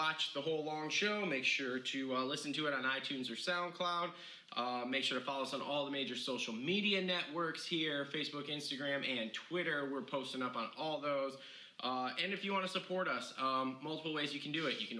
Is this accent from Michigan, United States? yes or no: yes; Redbud, Michigan, United States; from Redbud, my hometown